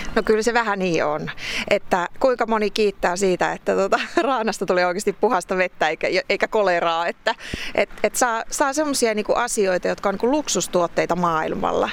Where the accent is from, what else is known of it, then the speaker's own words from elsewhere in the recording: Varpaisjärvi, North Savo, Finland; now in Vesanto, Finland; mä itse syntyisin Pohjois-Savosta kuitenkin, että mä lähtöisin Varpaisjärveltä